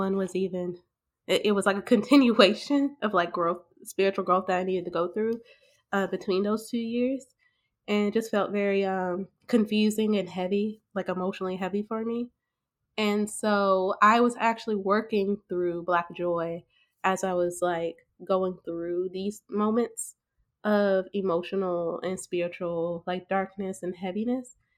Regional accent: Huntsville, Alabama, United States; also born or lived in Birmingham, Alabama; I moved from Birmingham, Alabama, back to my hometown of Huntsville, Alabama

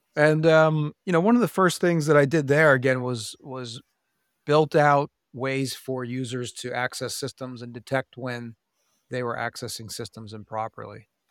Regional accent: Pennsylvania, United States; i grew up in pennsylvania

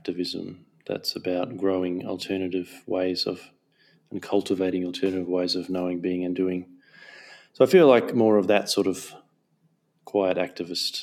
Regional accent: Darwin, Northern Territory, Australia; moved away as an adult; also born or lived in Townsville, Queensland / Gulf of Carpentaria (ancestry); now in Melbourne, Australia; I myself and my mother were born in Townsville. I lived there till I was 9, and then I moved to Darwin, and I grew up in Darwin. I lived in Darwin for 20 years, and then about 15, 16 years ago I moved to the Melbourne or Nam area

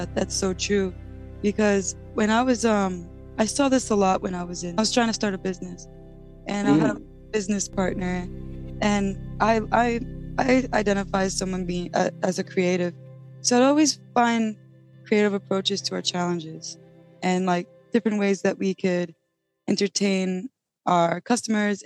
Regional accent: New York, United States; I'm from New York

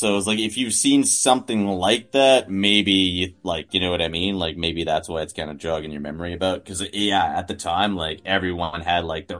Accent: Canada; you're ever traveling as a Canadian

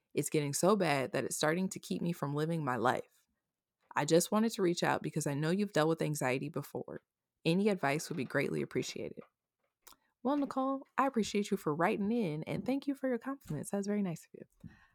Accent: Omaha, Nebraska, United States; also born or lived in Austin, Texas; I'm originally from Omaha, Nebraska

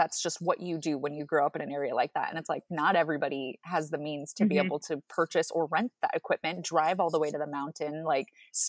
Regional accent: Oregon, United States; Like people growing up in Central Oregon, everybody's like, wow, you don't ski or snowboard.

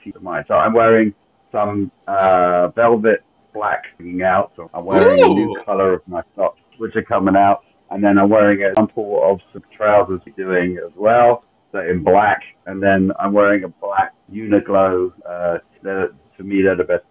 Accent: London, United Kingdom; moved away as an adult; now in Kent, United Kingdom; I'm from London, England. I was born in the suburbs 50 years ago, and I've lived here pretty much lived there for my life.

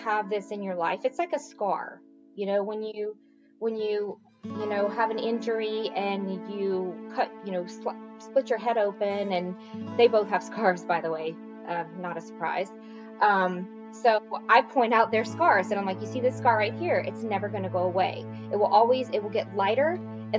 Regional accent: Lafayette, Louisiana, United States; moved away as an adult; now in Dallas, United States; I grew up in a kind of small town, Lafayette, Louisiana, the mm-hmm. southern part of the boot, so to speak. And I grew up there my entire life.

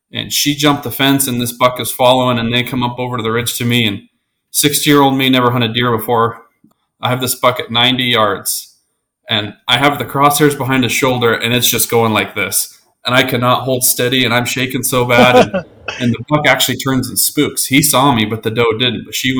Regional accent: Colorado, United States; moved away; I'm originally from Colorado. So, a lot of really good predator hunting there. So that's kind of what I grew up doing.

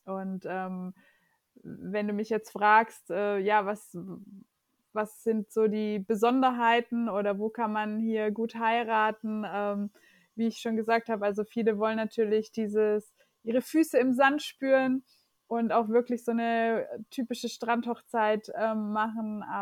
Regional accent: Germany; Also äh, meine Eltern sind Portugiesen, ich bin in Deutschland aber geboren und aufgewachsen.

